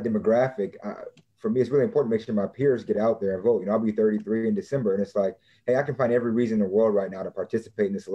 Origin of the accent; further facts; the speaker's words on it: Waterloo, Iowa, United States; specifically in Waterloo, you know, my hometown